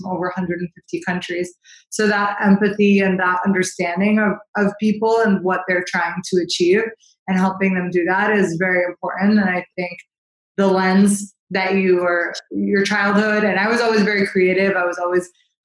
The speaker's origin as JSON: {"language": "English", "town": "St. Louis", "region": "Missouri", "country": "United States", "tie": "born or raised there", "said": "I was born and raised in St. Louis, Missouri."}